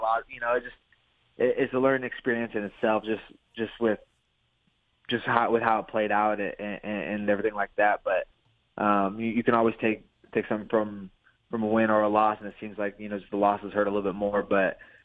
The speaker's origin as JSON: {"language": "English", "region": "Pacific Northwest", "country": "United States", "said": "I'm from the Pacific Northwest."}